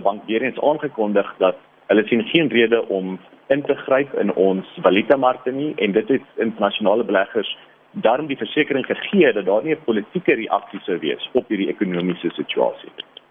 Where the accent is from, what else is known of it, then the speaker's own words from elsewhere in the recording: South Africa; ons as Suid-Afrikaners